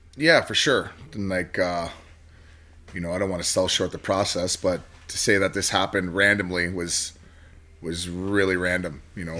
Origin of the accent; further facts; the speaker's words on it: Toronto, Ontario, Canada; where I grew up in Toronto